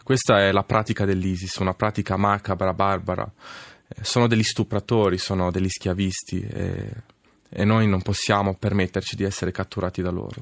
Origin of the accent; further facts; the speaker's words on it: Senigallia, Marche, Italy; also born or lived in Casablanca, Morocco; sono nato a Casablanca da madre marocchina e padre italiano, padre ex-partigiano. E poi sono cresciuto a Senigallia